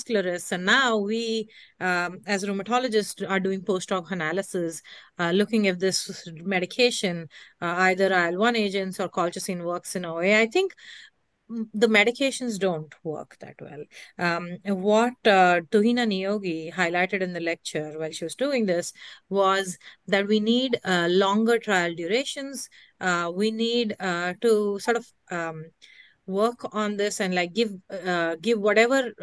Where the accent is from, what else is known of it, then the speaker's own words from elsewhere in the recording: New York, United States; I'm from New York, but not right now in San Diego